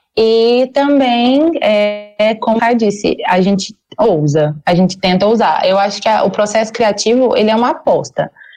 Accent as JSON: {"language": "Portuguese", "region": "Tocantins", "country": "Brazil", "moved": "as an adult", "lives_now": "Goiânia, Brazil", "said": "eu não sou não sou de Goiás, eu sou do Tocantins"}